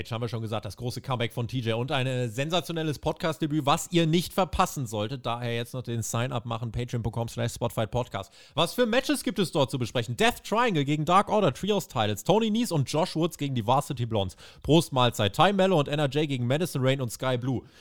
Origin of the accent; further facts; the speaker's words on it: Canada; Und zwar nächste Woche in meiner Heimat, in Kanada.